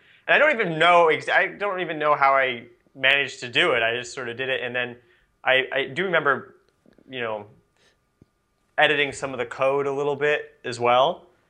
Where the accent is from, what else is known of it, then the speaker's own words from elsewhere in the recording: Nebraska, United States; I grew up in Nebraska. It's kind of middle of nowhere